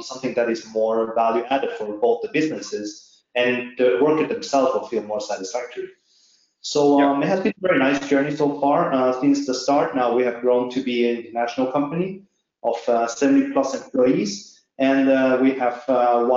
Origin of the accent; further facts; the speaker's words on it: Norway; I'm actually not from China, I'm from Norway.